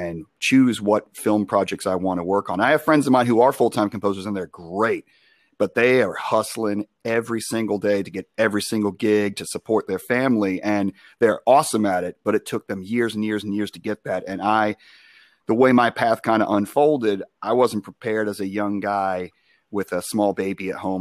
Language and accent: English; Long Island, New York, United States; now in Charlotte, United States; I'm from Long Island